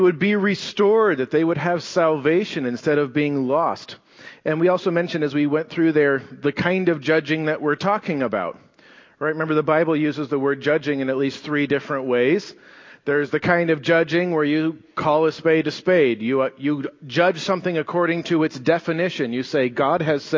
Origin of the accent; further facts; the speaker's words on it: United States; We're Americans